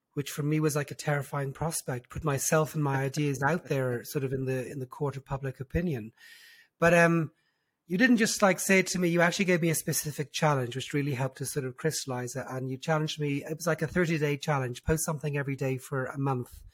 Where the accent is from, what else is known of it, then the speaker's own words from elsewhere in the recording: Dublin, Leinster, Ireland; accent: diluted Irish; moved away as an adult; also born or lived in London; now in Israel; I was born and raised in, in Dublin